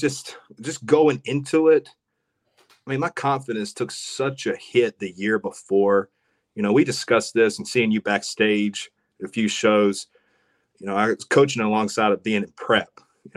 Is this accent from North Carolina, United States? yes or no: yes; Rockingham, North Carolina, United States; From Ellerby, Rockingham, Hamlet. We drew in all those people